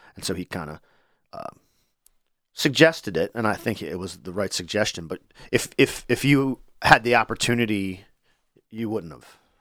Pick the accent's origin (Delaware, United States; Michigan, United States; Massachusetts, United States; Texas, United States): Delaware, United States; Wilmington; I grew up in Wilmington.